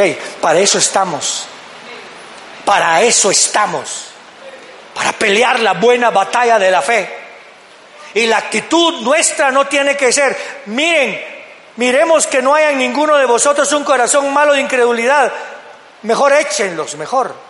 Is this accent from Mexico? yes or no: no; Guatemala; como decimos en Guatemala